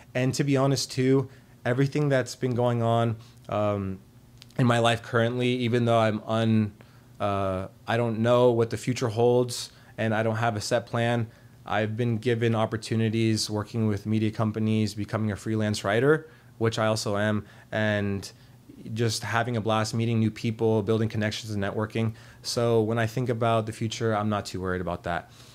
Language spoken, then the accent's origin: English; Arlington, Virginia, United States; also born or lived in Richmond, Virginia; I am from Arlington, Virginia. Um, I grew up there for most of my entire life